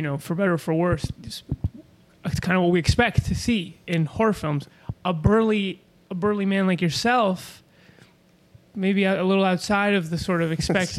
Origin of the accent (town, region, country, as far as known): Argentina; now in United States